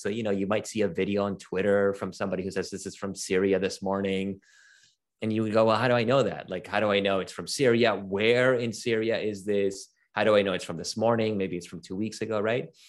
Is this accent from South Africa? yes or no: no; Venezuela; moved away; also born or lived in Toronto; I'm originally from Venezuela